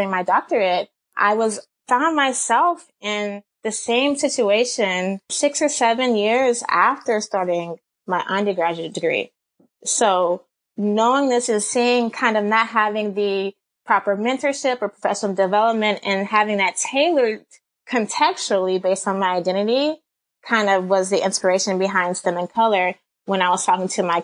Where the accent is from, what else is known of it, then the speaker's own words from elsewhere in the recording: Atlanta, Georgia, United States; I grew up in Atlanta, Georgia.